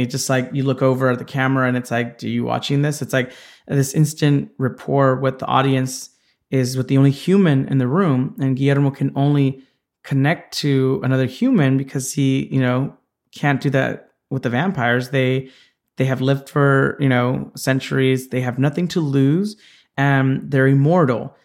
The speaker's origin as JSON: {"language": "English", "town": "Santa Ana", "region": "California", "country": "United States", "tie": "born or raised there", "said": "I was born in Orange County, and had, uh, a childhood there"}